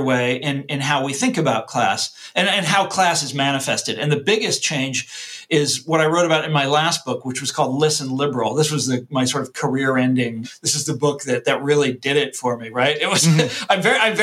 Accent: Mission Hills, Kansas, United States; I grew up in Johnson County, Kansas

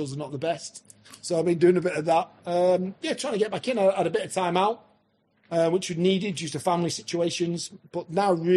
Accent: Scunthorpe, Yorkshire and the Humber, United Kingdom; I was an hometown boy, always wanted to manage my hometown team

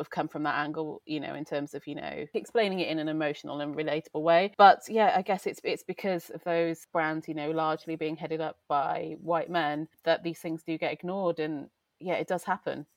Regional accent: Wales, United Kingdom; moved away as an adult; now in London, United Kingdom; I grew up in Wales, and it's a very strong culture

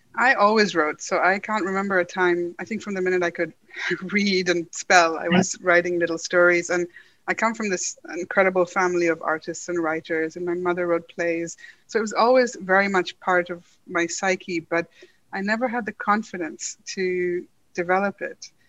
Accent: Karachi, Sindh, Pakistan; moved away as an adult; also born or lived in Dublin / Punjab; now in London, United Kingdom; I grew up in Karachi in Pakistan, so I spent most of my childhood there with a brief stint in Dublin

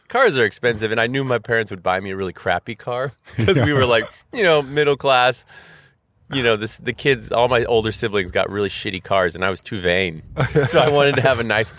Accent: Austin, Texas, United States; I grew up in Austin. Still do.

